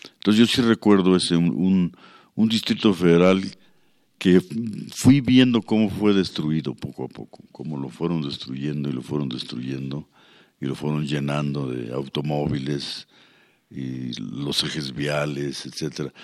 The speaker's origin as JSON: {"language": "Spanish", "region": "Mexico City", "country": "Mexico", "tie": "born or raised there", "said": "la Ciudad de México, por ejemplo, donde yo nací y fui desarrollándome, era muy hermoso"}